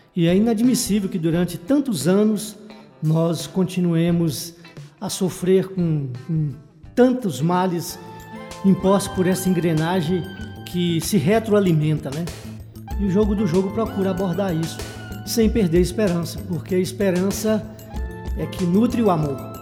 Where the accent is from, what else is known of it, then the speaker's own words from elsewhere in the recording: Joaíma, Minas Gerais, Brazil; moved away; also born or lived in Teófilo Otoni, Minas Gerais / Paraíba (father's origin); nasci no Vale do Jequitinhonha, em Juaíma, passei boa parte da minha vida na cidade de Teoflotone, no Vale do Mucuri